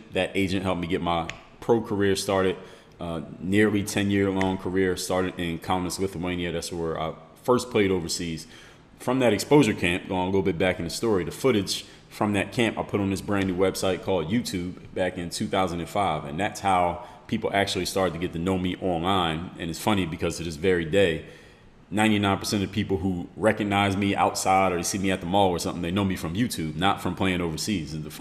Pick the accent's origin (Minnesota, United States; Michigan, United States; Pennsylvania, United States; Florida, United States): Pennsylvania, United States; Philadelphia; now in Miami, United States; Background from the city of Philadelphia, Pennsylvania. It's my hometown